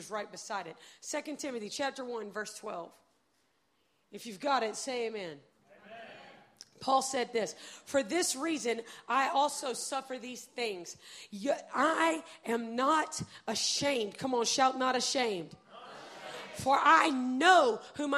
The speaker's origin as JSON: {"language": "English", "country": "United States", "said": "I'm from America"}